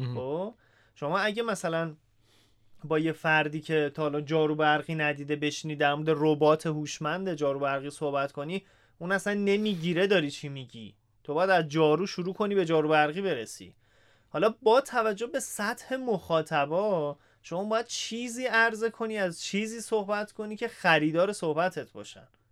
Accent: Isfahan, Iran; moved away as an adult; اهل اصفهانم هستم و اصفهان بودم تا همین نه سال پیش

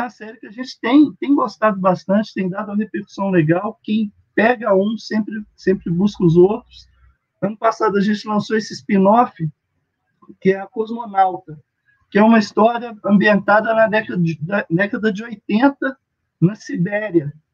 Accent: Minas Gerais, Brazil; now in Bahia, Brazil; eu moro na Bahia, eu sou de Minas, mas moro na Bahia

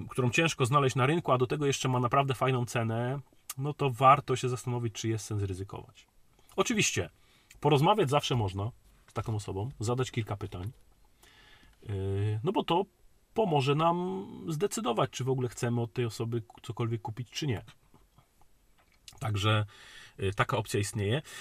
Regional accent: Silesian Voivodeship, Poland

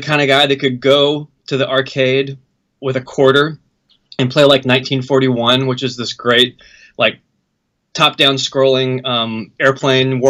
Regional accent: North Carolina, United States; moved away; I'm from North Carolina, so I moved back to North Carolina like in the early 2000s

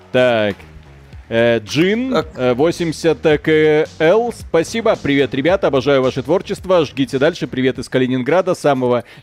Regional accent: Belarus; Потому что мы из Беларуси.

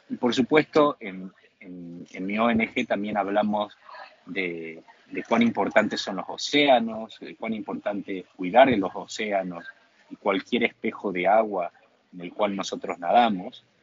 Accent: Argentina; Mi objetivo principal como nadador y como argentino es tratar de ayudar a otros, a otros jóvenes eh, argentinos a acceder a este deporte.

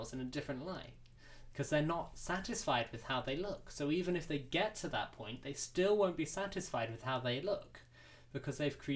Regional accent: United Kingdom; We're British

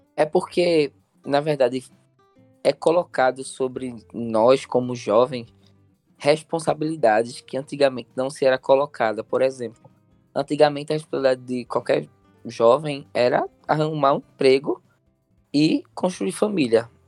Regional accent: Olinda, Pernambuco, Brazil; Eu sou de Olinda

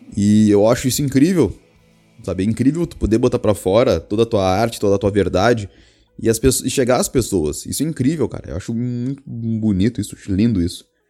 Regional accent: Rio Grande do Sul, Brazil; eu sou gaúcho, Rio Grande do Sul

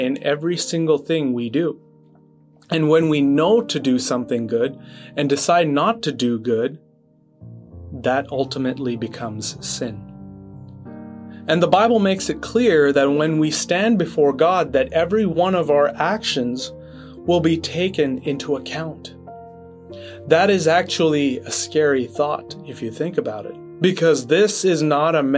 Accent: Quebec, Canada; back in Quebec, which is where I grew up in Canada

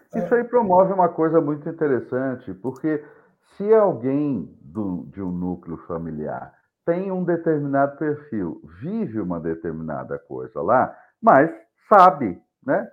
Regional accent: São José dos Campos, São Paulo, Brazil; now in São Paulo, Brazil; eu sou de São Paulo, sou de São José dos Campos, na verdade, mas estou em São Paulo há mais de 25 anos

